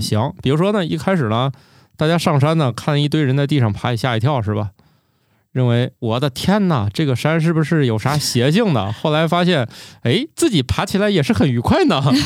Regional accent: China; 我们中国人

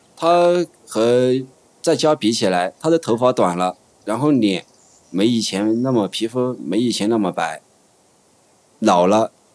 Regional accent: China; 我妈妈在街上做生意，然后我爸爸就是我们城坝镇粮管所的一个包工头

